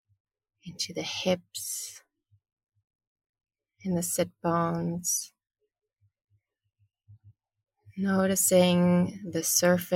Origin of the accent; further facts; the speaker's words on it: Germany; I'm originally from Germany.